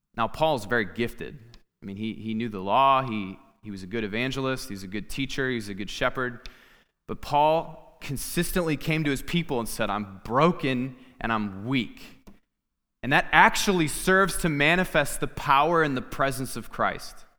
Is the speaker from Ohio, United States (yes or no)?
no; Clinton, Iowa, United States; my family and I moved back to my hometown. I'm from Clinton, Iowa